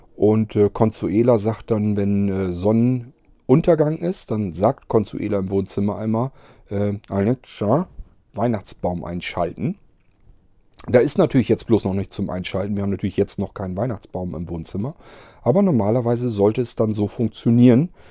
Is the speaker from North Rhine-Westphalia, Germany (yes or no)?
no; Barenburg, Lower Saxony, Germany; moved away; also born or lived in Varrel; aus Barenburg haben wollte, also in meinem Heimatdorf